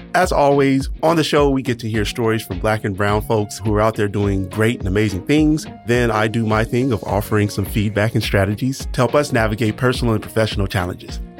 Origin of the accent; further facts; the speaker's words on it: Miami, Florida, United States; I was born and raised in Miami.